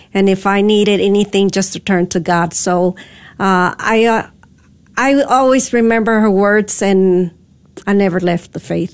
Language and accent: English; Dallas, Texas, United States; I grew up here in Dallas